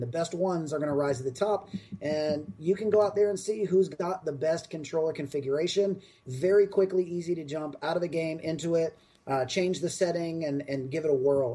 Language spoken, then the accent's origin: English; Raleigh, North Carolina, United States; now in Austin, United States; my hometown in Raleigh, North Carolina, is where uh, Epic uh, is based